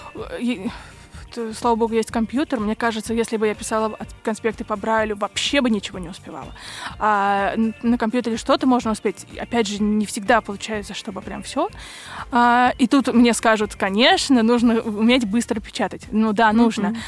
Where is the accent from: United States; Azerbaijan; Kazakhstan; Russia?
Russia; Moscow; я из Москвы